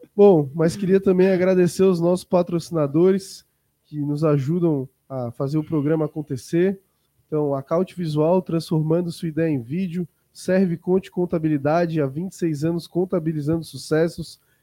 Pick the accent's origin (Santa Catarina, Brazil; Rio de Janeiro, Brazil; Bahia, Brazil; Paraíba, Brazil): Santa Catarina, Brazil; Florianópolis; Sou manezinho